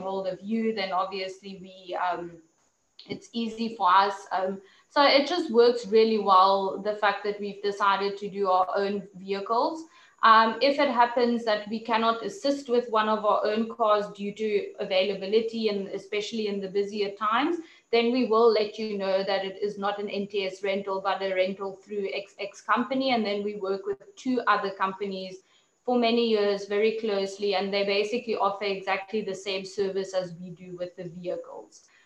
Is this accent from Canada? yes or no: no; Namibia; also born or lived in South Africa; growing up in Namibia, nature was one of um, you know one of the things that was always part of my life